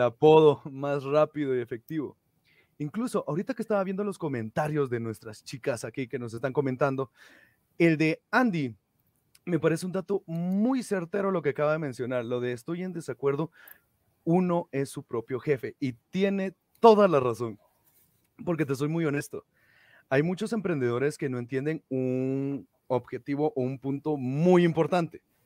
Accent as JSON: {"language": "Spanish", "town": "Antigua Guatemala", "region": "Sacatepéquez", "country": "Guatemala", "said": "soy de Antigua Guatemala, para ser exacto."}